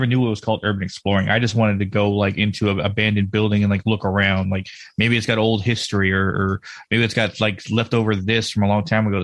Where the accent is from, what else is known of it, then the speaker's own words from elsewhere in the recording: Texas, United States; I grew up in Texas